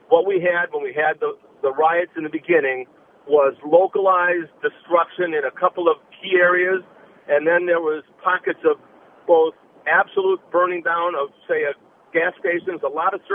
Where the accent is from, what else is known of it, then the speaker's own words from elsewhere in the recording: Minneapolis, Minnesota, United States; So I'm a Minneapolitan. I lived here all my life. I was born in North Minneapolis. I'm 62